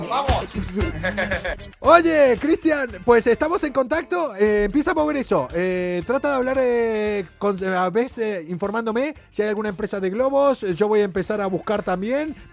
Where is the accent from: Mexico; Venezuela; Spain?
Spain; Seville, Andalusia; accent: Andalusian; Eh, yo soy de Sevilla, como mi gran amigo Russell. Yo soy sevillano. no se me nota el acento andaluz.